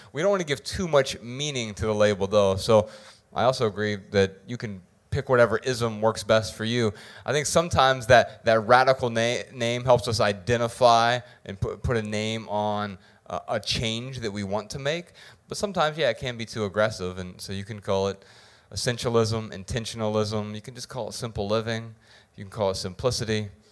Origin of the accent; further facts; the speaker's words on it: Dayton, Ohio, United States; I'm from Dayton, Ohio